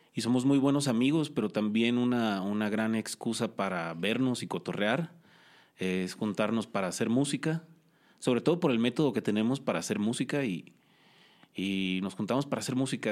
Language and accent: Spanish; Culiacán, Sinaloa, Mexico; now in Cholula, Mexico; soy de Culiacán, Sinaloa